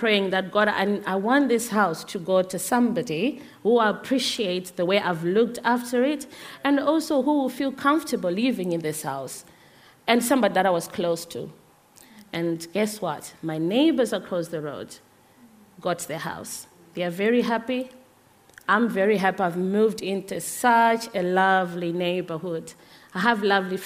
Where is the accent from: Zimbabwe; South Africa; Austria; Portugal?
Zimbabwe; moved away; I'm originally from Zimbabwe